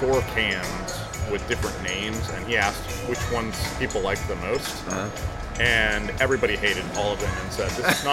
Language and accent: English; United States; as an American